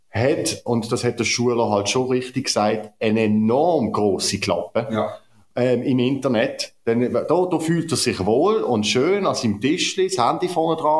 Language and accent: German; Basel, Basel-Stadt, Switzerland; Die Frau äh, Ständerötin Eva Herzog aus meinem Heimatkanton aus Basel-Stadt ist nicht sehr bekannt dafür, dass sie zugänglich ist gegenüber irgendwelchen Personen.